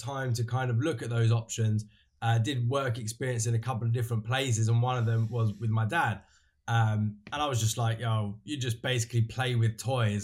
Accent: London, United Kingdom; I was born and raised in London. I've lived here my whole life

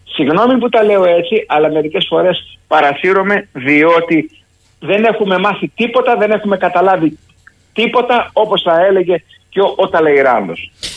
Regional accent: Greece; ως Έλληνας, ως Έλληνας πρώην στρατιωτικός

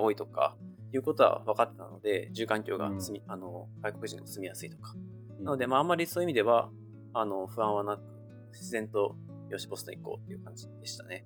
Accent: Japan; now in United States; うちの場合は親が2人とも日本人なので、まあ、家では日本語

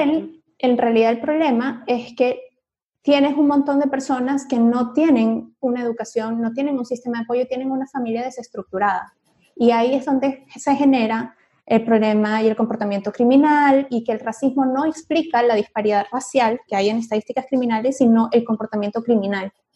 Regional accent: Venezuela; soy venezolana, a mí me pasaba mucho en Venezuela

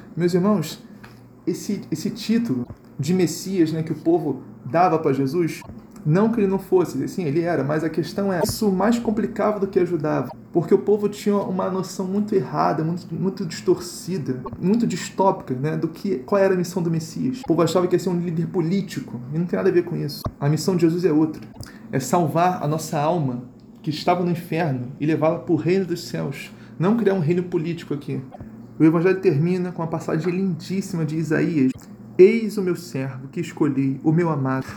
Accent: Brazil; nós, como brasileiros

